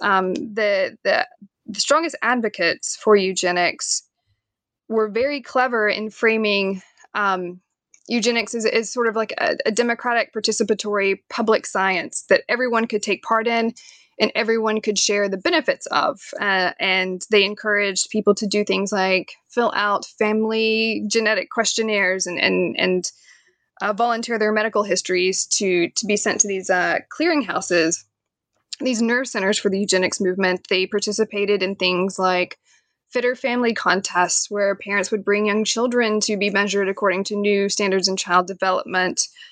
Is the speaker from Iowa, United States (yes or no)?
no; Knoxville, Tennessee, United States; moved away as an adult; now in Staunton, United States; I am from Knoxville, Tennessee